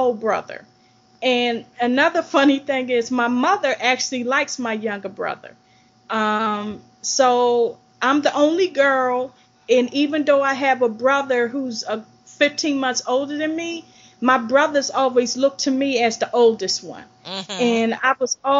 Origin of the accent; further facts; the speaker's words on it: Baltimore, Maryland, United States; I grew up in Baltimore City in a working class family.